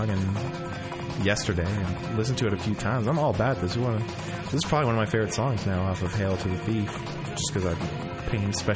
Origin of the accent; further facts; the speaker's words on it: Seattle, Washington, United States; I'm from Seattle